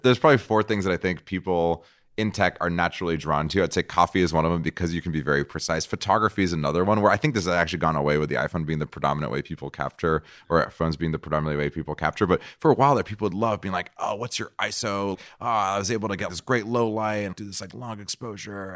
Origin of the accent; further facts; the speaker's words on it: Brazil; moved away; also born or lived in San Francisco; I'm from Brazil. Brazil